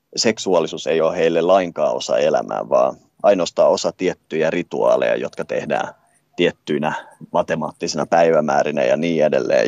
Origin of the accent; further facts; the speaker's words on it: Finland; omasta kotimaastani